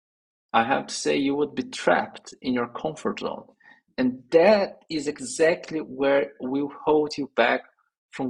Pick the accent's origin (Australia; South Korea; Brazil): Brazil; English is a second language; moved away as an adult; also born or lived in São Paulo, Brazil; I was in my hometown with my parents living there. I was a software developer back then